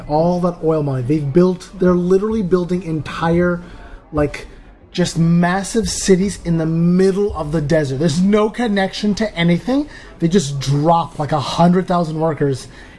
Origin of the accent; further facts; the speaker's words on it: Eritrea; also born or lived in Saudi Arabia; I was born there, but I am from East Africa, yeah.